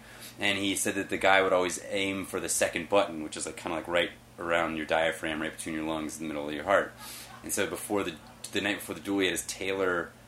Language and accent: English; the South, United States; I grew up in the South, and I was living in the South. I lived in Texas during George Bush's presidency. I lived in Florida